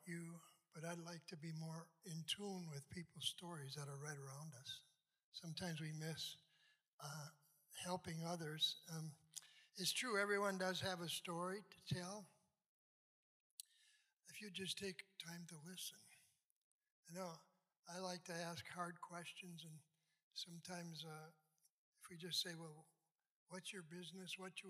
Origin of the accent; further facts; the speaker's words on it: St. James, Minnesota, United States; also born or lived in Farmington, Minnesota / Hibbing, Minnesota / Bloomington, Minnesota; now in Lakeville, United States; I was born in Farmington, Minnesota, lived there for 7 years. Then we moved to St. James. That was great.